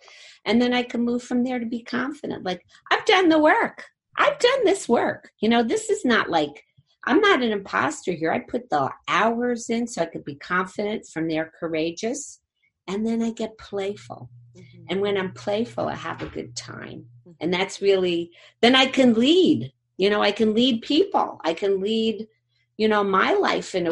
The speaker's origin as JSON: {"language": "English", "town": "Jersey City", "region": "New Jersey", "country": "United States", "said": "I'm from Jersey City"}